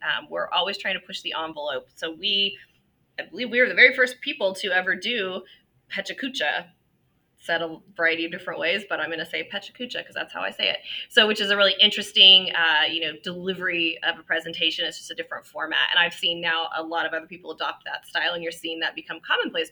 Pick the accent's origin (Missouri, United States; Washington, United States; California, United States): California, United States; Ventura; my hometown of Ventura